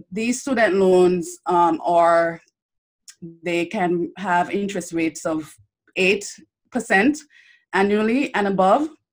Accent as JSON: {"language": "English", "country": "St. Kitts & Nevis", "tie": "born or raised there", "also_born_or_lived": "Bellevue, St. Kitts / Miami, Florida", "moved": "as an adult", "said": "I grew up in St. Kitts and Nevis. I actually um, finished high school there"}